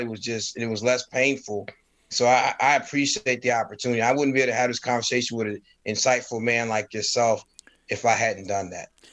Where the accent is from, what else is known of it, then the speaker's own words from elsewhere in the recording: Stamford, Connecticut, United States; also born or lived in North Carolina; I was born in North Carolina, and then shortly after being born, I was whisked away to Stamford, Connecticut with my family